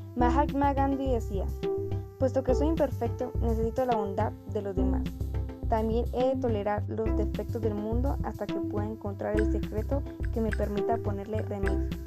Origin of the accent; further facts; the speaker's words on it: Sogamoso, Boyacá, Colombia; soy de Gracho C y soy sugamusista